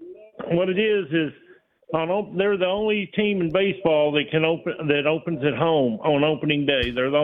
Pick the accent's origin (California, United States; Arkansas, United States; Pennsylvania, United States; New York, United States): Arkansas, United States; Cabot; I'm from Cabot.